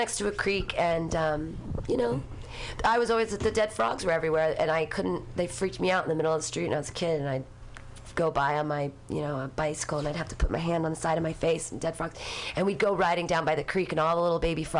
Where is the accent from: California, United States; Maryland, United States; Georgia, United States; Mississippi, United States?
California, United States; Danville; also born or lived in Livermore, California; I grew up in Danville.